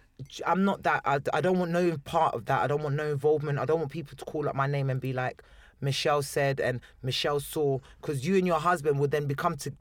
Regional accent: Chessington, London, United Kingdom; I'm from Chesterton

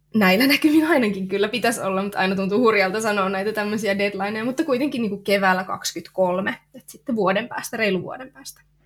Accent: near Lappeenranta, South Karelia, Finland; mä oon tota, kotoisin tuolta Etelä-Karjalasta. Lappeenrannan kupeessa on asunut semmoisissa pikkupaikoissa lapsuuden ja nuoruuden

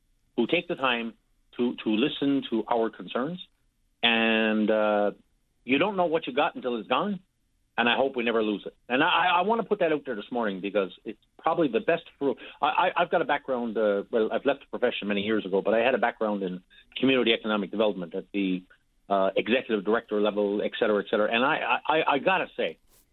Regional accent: Newfoundland and Labrador, Canada; moved away; I've been listening to Open Line as an expat, but as a Newfoundlander. I remember growing up in the 70s. And going to my mother's place in Somerville, Bonavista Bay

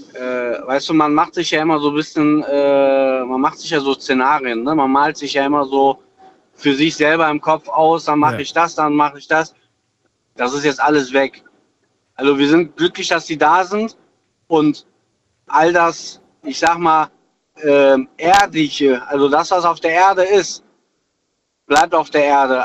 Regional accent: Wachtberg, North Rhine-Westphalia, Germany; ich komme ursprünglich aus Wachtberg

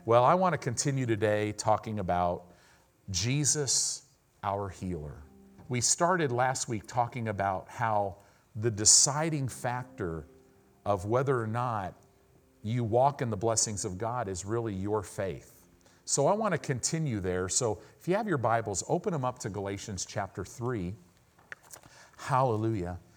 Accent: Southern California, United States; I grew up in Southern California

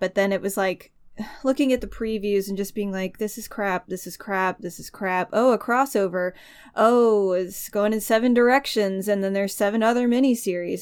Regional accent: United States; as a human being and an American

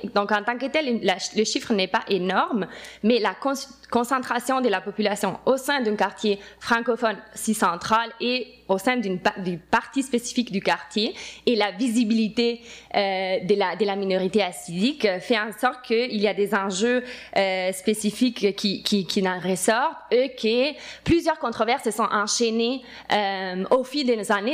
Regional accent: Italy; moved away as an adult; now in Montreal, Canada; suis italienne et j'étais élue en Italie

